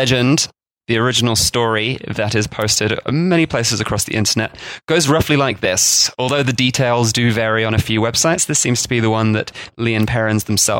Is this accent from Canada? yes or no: no; about 2 hours from Worcester, West Country accent, South West England, United Kingdom; accent: West Country; I grew up about 2 hours from Worcester, so although locals in the city may disagree slightly with my accent, I'm not too far off.